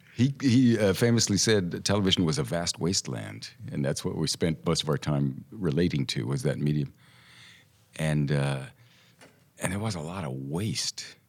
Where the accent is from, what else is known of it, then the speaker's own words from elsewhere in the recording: Tulsa, Oklahoma, United States; moved away; also born or lived in Santa Monica, California; We moved to Tulsa, Oklahoma when I was a year and a half.